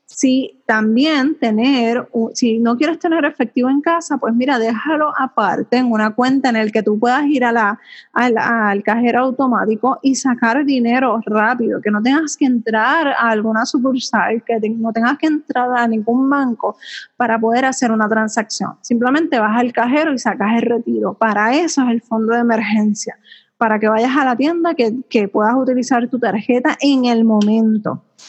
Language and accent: Spanish; Puerto Rico; mi pueblo, de mi país